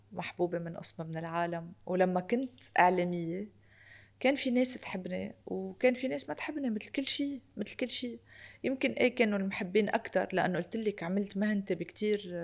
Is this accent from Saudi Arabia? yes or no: no; Lebanon; أنا لبنانية من أصول أرمنية